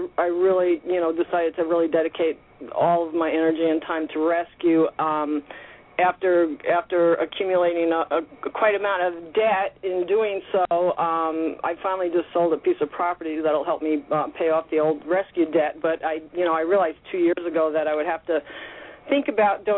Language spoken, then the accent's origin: English; New York City, New York, United States; I grew up in New York City